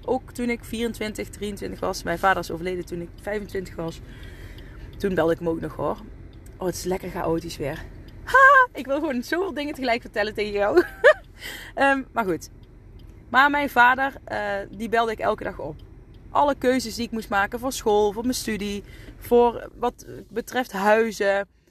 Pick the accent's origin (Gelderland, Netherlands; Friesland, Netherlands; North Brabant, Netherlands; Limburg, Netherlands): North Brabant, Netherlands; Asten; also born or lived in Deurne; ik ben geboren in uh, Deurne, waar ik nu woon. En ik ben opgegroeid in Asten